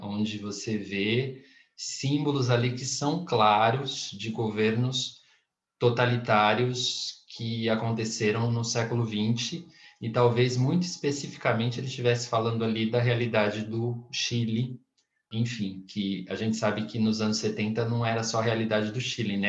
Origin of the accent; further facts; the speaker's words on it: Brazil; eu ser brasileiro